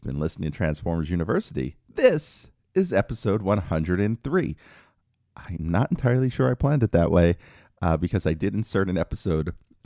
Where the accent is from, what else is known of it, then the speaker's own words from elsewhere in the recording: New York City, New York, United States; where I grew up in New York City